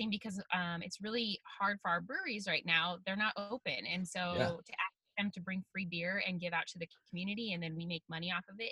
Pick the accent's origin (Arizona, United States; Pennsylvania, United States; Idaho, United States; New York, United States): Idaho, United States; Harrison; I grew up in North Idaho in Harrison